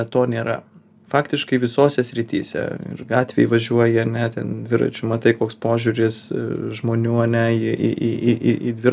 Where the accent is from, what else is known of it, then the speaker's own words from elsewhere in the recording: Lithuania; also born or lived in Vilnius; ypač mes, lietuviai